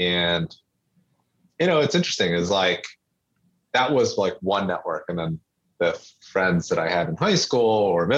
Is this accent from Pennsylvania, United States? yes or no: yes; near Gwynedd Mercy College, Pennsylvania, United States; So right across from Gwinnett Mercy College.